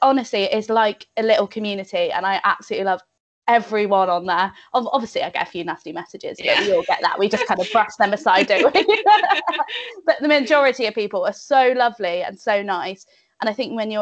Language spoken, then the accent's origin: English; North Devon, South West England, United Kingdom; moved away as an adult; also born or lived in Bath; now in Cheltenham, United Kingdom; I'm originally from North Devon. So it's like Biddeford, Barnstable sort of area, lovely beaches, all of that.